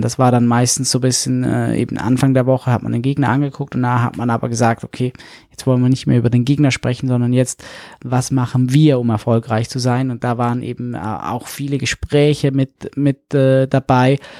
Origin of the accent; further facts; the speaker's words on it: St. Gallen, Switzerland; moved away as an adult; also born or lived in Hannover; von St. Gallen, wo ich herkomme